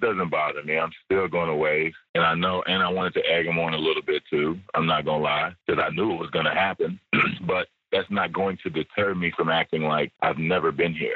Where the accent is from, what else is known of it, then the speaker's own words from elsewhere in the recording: United States; moved away as an adult; I'm an American living in another country